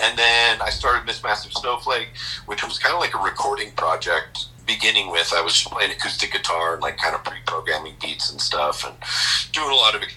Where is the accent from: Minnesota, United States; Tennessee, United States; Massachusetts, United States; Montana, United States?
Montana, United States; Billings; moved away as an adult; also born or lived in San Diego, California / Portland, Oregon; I'm from Billings here. And I had moved in 1988. I graduated high school in 1988